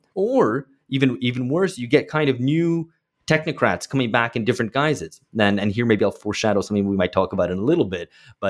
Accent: United Kingdom; And I grew up in Britain then.

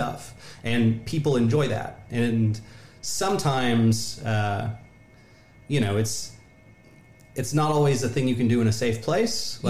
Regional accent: Southern Oklahoma, United States; moved away; I'm from Southern Oklahoma originally

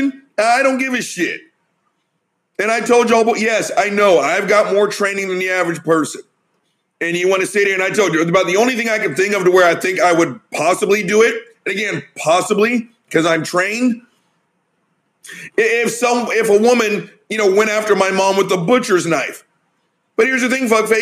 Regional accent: the South, United States; I'm from the South

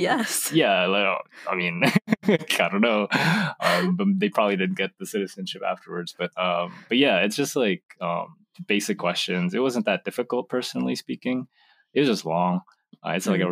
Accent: United States; also born or lived in Indonesia; I moved to America when I was two

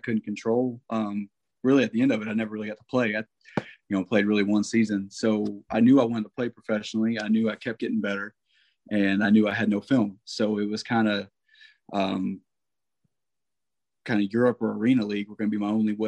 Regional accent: Versailles, Kentucky, United States; I am from Versailles, Kentucky

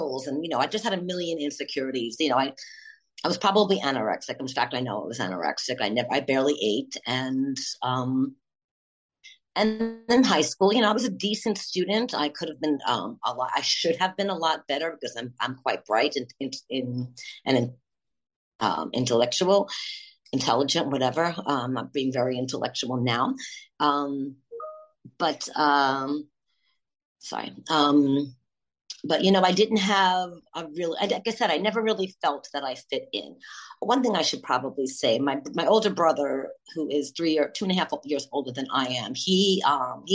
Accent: Long Island, New York, United States; also born or lived in Brooklyn, New York; I was born in Brooklyn, long time ago, 54 years ago, 1968. And then, as a young child, we moved to Long Island

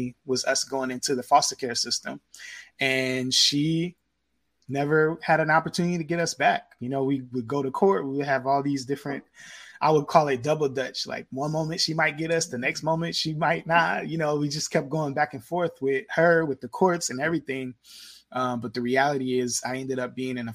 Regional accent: Indiana, United States; I grew up in Indiana

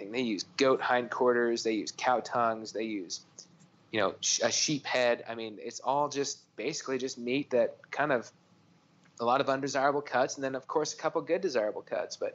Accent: Arizona, United States; being in Texas and growing up in Arizona, we ate, I Mexican food and Hispanic culture is, is just a huge part of my life.

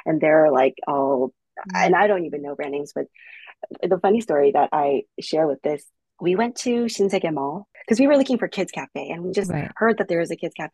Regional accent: United States; I'm from America

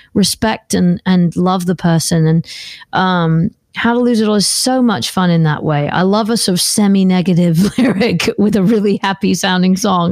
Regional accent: United Kingdom; I'm a British girl. that comes from a place where the beaches have got lots of pebbles on them

